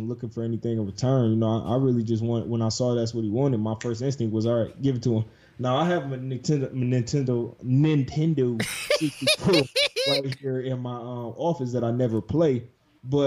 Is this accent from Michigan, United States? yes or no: yes; Detroit, Michigan, United States; Detroit, which is in my hometown